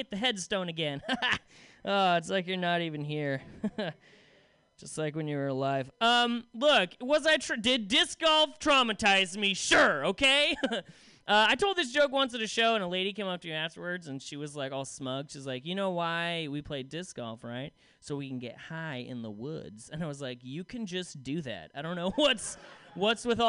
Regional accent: Salem, Oregon, United States; I come from Salem, which is a town no one gives a shit about

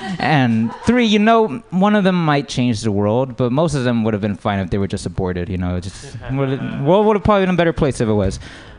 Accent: United States; but I would say I'm American.

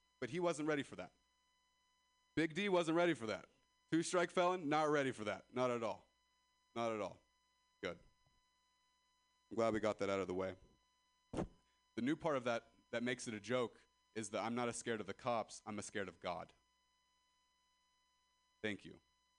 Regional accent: Ripon, California, United States

